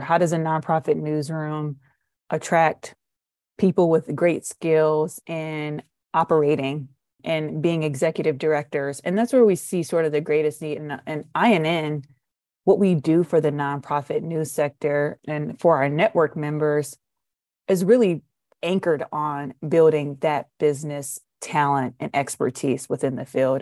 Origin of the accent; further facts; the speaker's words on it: Detroit, Michigan, United States; I'm from Detroit